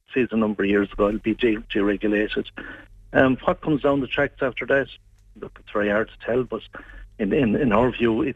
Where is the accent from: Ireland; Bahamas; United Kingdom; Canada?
Ireland; the one thing that we always had here in Ireland was a great Irish pub